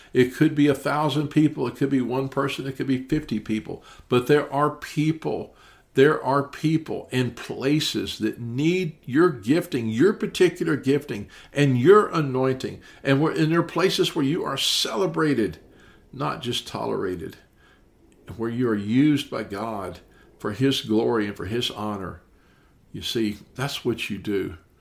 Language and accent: English; Memphis, Tennessee, United States; I'm actually from Memphis, Tennessee